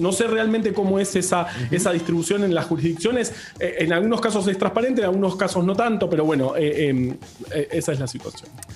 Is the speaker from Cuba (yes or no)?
no; Argentina